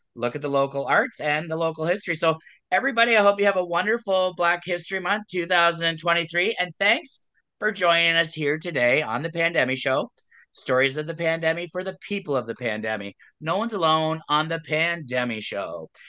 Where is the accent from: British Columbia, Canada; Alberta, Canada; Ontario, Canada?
Ontario, Canada; Waterloo Region; I grew up in the Waterloo region area